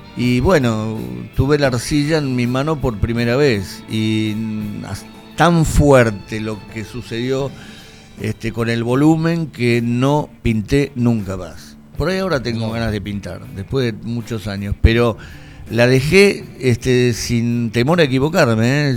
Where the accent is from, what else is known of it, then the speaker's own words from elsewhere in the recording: Lavallol, Buenos Aires Province, Argentina; estábamos en Lavallol, yo nací en Lavallol